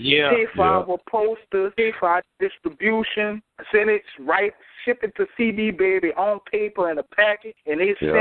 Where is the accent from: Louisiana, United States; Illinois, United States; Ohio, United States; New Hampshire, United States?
Louisiana, United States; Marrero; Morero, Louisiana, on the West Bank side of New Orleans